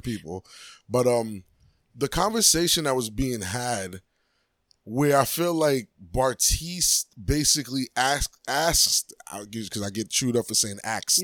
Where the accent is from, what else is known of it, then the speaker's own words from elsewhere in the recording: New York, United States; moved away; I'm from New York